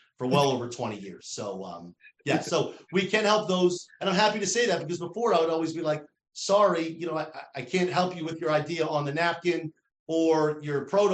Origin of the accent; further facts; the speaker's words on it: New Jersey, United States; accent: New Jersey; My New Jersey accent just turned to Canadian.